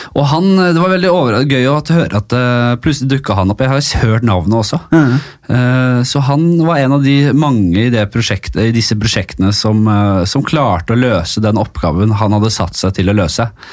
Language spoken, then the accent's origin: Norwegian; Oslo, Norway; Jeg er litt fra Bekkelaget Ekeberg her